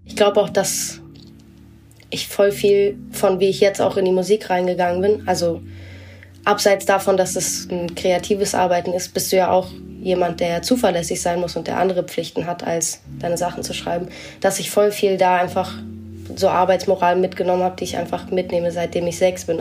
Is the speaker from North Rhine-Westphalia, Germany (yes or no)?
no; Berlin, Germany; ich bin halt hier mehr im Westen aufgewachsen, wo einfach super wenig los ist.